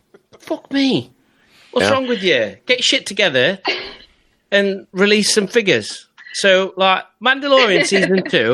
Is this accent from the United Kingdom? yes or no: yes; England, United Kingdom; Because we're English and full of hope and optimism.